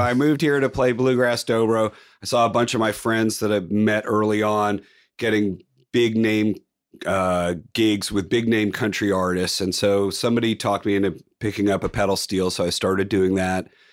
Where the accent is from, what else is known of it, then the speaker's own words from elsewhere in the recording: Palo Alto, California, United States; now in Nashville, United States; I'm from Palo Alto